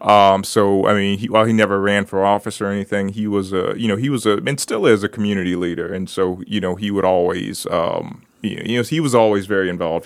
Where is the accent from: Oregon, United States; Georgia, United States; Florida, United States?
Florida, United States; Brooksville; I grew up in Brooksville